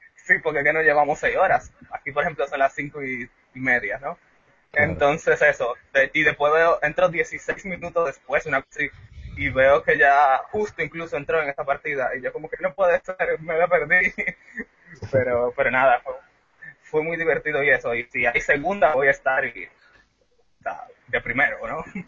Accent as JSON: {"language": "Spanish", "country": "Dominican Republic", "said": "yo soy de República Dominicana"}